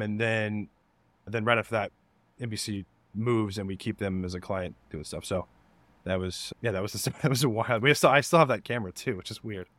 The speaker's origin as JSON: {"language": "English", "town": "Denver", "region": "Colorado", "country": "United States", "tie": "born or raised there", "also_born_or_lived": "Kansas / Nebraska", "moved": "as an adult", "said": "I moved to Denver when I was seven years old. Um, grew up there"}